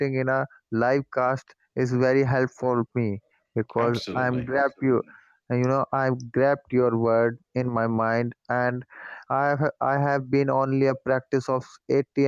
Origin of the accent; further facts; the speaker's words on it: India; English is a second language; I'm from India